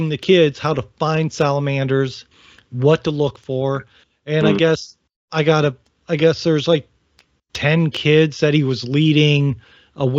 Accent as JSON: {"language": "English", "region": "Northern Ohio", "country": "United States", "tie": "born or raised there", "moved": "yes", "lives_now": "Virginia, United States", "said": "I'm from Northern Ohio"}